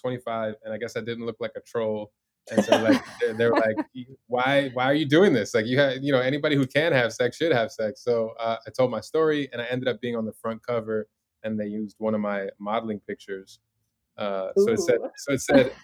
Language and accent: English; Chicago, Illinois, United States; now in Los Angeles, United States; I grew up in the Michael Jordan era in Chicago